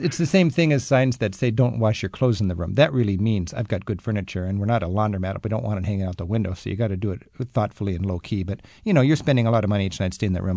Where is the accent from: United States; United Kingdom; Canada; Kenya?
United States; I'm such an American